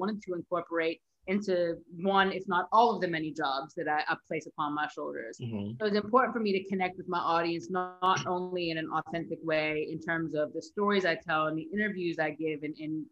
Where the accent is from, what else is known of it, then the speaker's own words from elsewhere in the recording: East Coast, United States; also born or lived in New York / London / Australia; now in Los Angeles, United States; born and raised on the East Coast